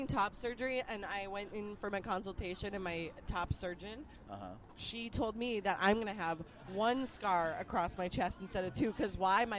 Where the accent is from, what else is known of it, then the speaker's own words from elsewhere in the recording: Albuquerque, New Mexico, United States; also born or lived in Chicago; now in Los Angeles, United States; Italian-American. I'm non-binary. I use they, them pronouns. I'm originally from Albuquerque, New Mexico. Uh-huh. Moved to Chicago. Then I moved to L.A., which is where I live.